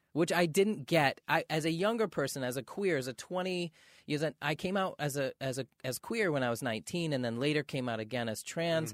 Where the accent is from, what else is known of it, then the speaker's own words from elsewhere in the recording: Maine, United States; now in Los Angeles, United States; growing up in Maine